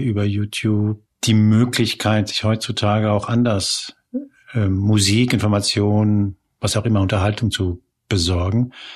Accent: Spain; now in Germany; ich bin ja gebürtig aus Spanien

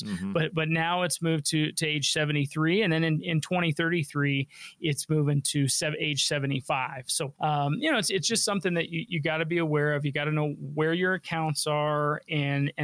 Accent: Denver, Colorado, United States; I'm a local guy. I was born and raised here in Denver

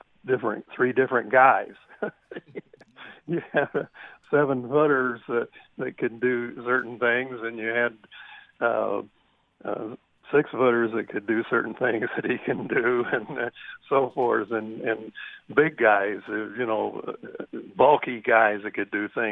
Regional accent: Southern Indiana, United States; I was from Southern Indiana.

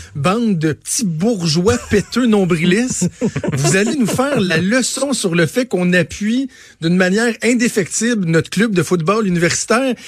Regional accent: Eastern Quebec, Canada; je suis de l'Est du Québec

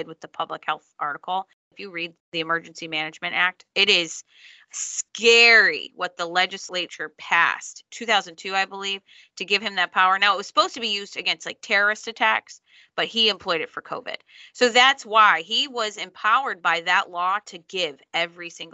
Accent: Charles County, Maryland, United States; I hail from Charles County

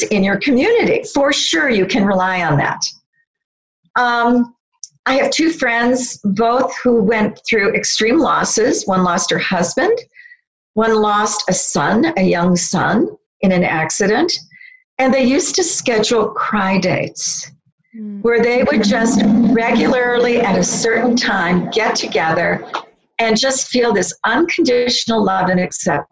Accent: United States; I come as an American woman

